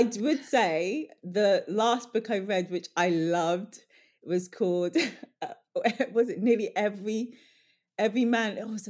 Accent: London, United Kingdom; But I grew up in Northwest London, near Ladbroke Grove. My mum grew up in Ladbroke Grove. I'm all about Portobello Market. You know, I grew up going to Portobello Market, vintage shopping, secondhand.

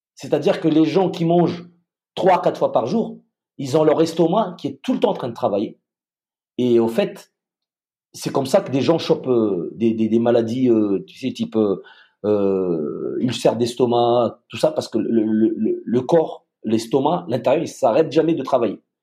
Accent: Madagascar; moved away as an adult; also born or lived in France / United States; je suis euh, franco-malgache, j'ai grandi à Madagascar

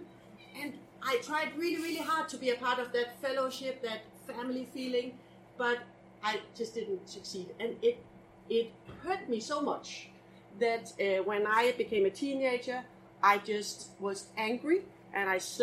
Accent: Denmark; English is a second language; now in Copenhagen, Denmark; originally I'm actually from this little island. Do you know where this little tiny island is? East of Denmark

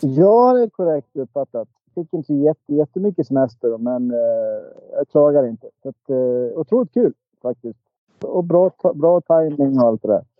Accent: Dalarna County, Sweden; accent: dalmål; now in Stockholm, Sweden; jag är från Dalarna som ni hör. Det är gött med lite dalmål.

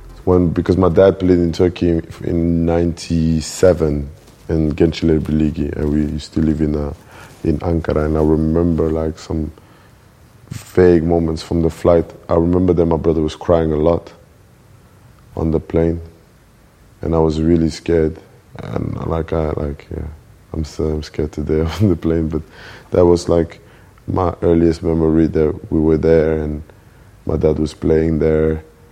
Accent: Brussels, Brussels-Capital Region, Belgium; English is a second language; So it was good for me to grow up there. But I would say Molenbeek, you know, is a diverse area, you know. It's the hood.

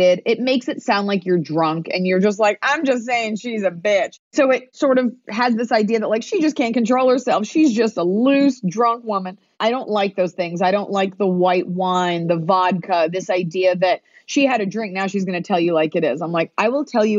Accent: Texas, United States; I'm from Texas, but my parents were Jewish and my parents are from New York

